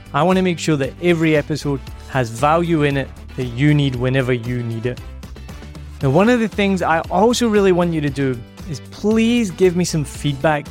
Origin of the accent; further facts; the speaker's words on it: Scotland, United Kingdom; I'm Scottish